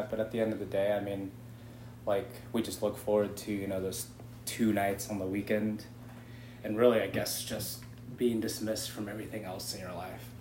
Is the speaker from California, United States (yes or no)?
yes; San Clemente, California, United States; moved away as an adult; I'm from San Clemente, California.